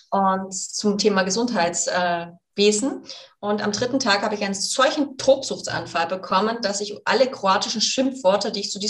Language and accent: German; Baden-Württemberg, Germany; born there; accent: Swabian; ich bin übrigens gebürtige Schwäbin, das heißt, ich muss das jetzt Schwäbisch schwätzen.